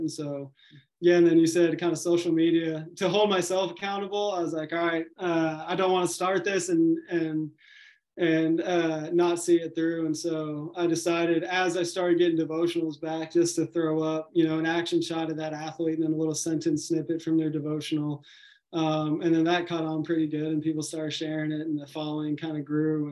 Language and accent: English; Nashville, Tennessee, United States; I grew up in Nashville